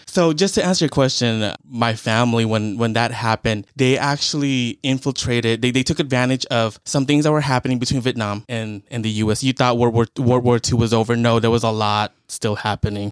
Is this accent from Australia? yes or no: no; United States; being Cambodian American